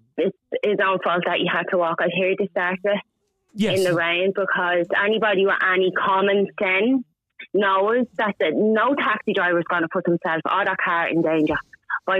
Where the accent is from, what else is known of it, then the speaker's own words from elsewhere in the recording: Dublin, Leinster, Ireland; I'm from Ballymun.